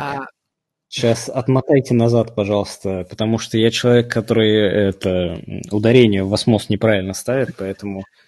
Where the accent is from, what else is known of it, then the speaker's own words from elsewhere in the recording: Moscow, Russia; Я, простите, всю жизнь там на западе Москвы живу